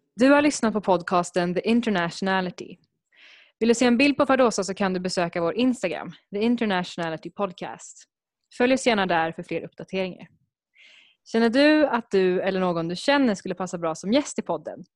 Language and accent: Swedish; Sweden; first language Spanish; jag har vuxit upp i Sverige så kanske jag kanske, kanske är lite mer kulturellt svensk